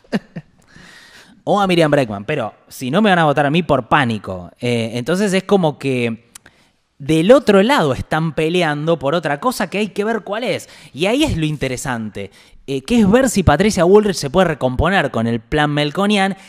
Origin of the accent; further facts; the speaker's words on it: Argentina; yo como argentino